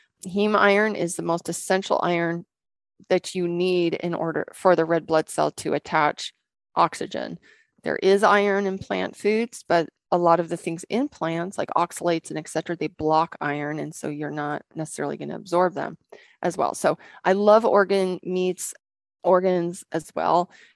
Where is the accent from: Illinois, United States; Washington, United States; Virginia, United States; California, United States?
Washington, United States; So we came from Western Washington, which is a humid, lots of water, good sun in the summertime, and it doesn't get really cold there.